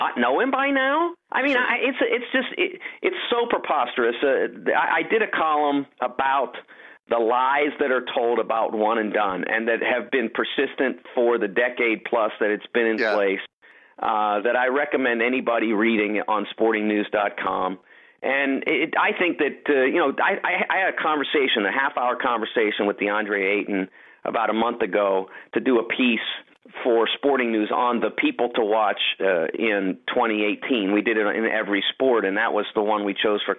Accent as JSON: {"language": "English", "town": "Pittsburgh", "region": "Pennsylvania", "country": "United States", "tie": "born or raised there", "moved": "yes", "said": "I grew up in Pittsburgh."}